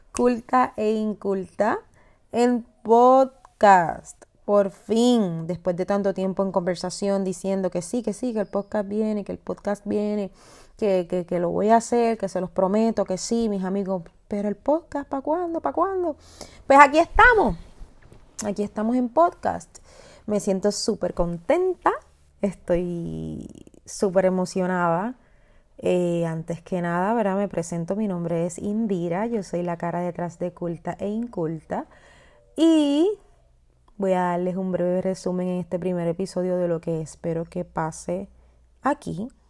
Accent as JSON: {"language": "Spanish", "country": "Puerto Rico", "said": "soy puertorriqueña"}